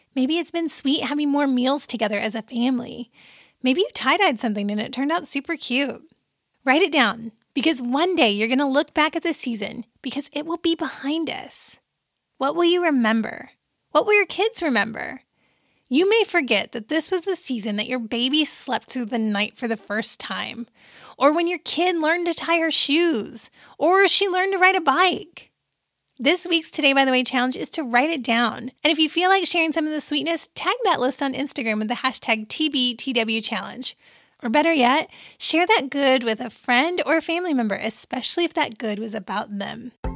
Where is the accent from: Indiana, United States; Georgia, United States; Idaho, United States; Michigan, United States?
Indiana, United States; also born or lived in Pisa, Italy; my home state